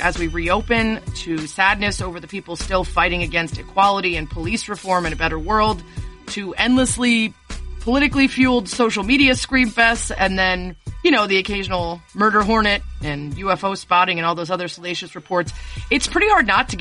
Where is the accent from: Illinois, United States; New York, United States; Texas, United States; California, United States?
Illinois, United States; Chicago; Chicago, where I'm from